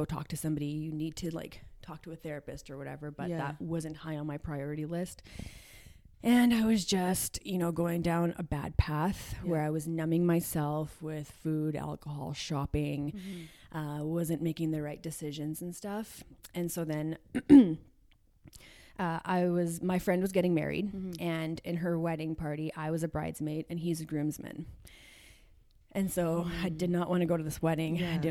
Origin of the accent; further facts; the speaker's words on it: Edmonton, Alberta, Canada; I am from Edmonton.